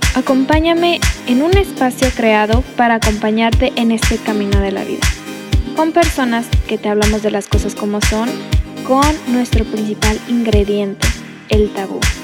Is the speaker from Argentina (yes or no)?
no; Monterrey, Nuevo León, Mexico; una regia